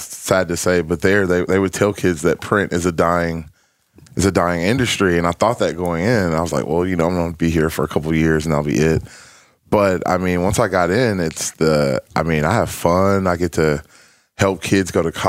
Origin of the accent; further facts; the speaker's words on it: Texarkana, Arkansas, United States; I'm from Texarkana.